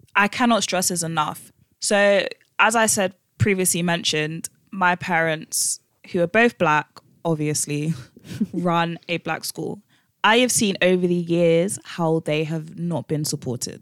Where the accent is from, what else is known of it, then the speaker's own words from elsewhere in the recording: London, United Kingdom; we grew up one in West London and two in a black school